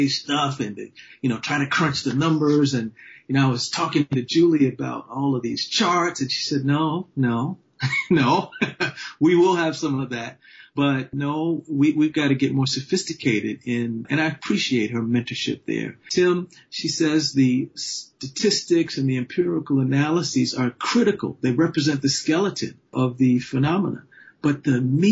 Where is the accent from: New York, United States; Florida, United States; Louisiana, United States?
New York, United States; New York City; I'm from Harlem, New York, second generation, both sides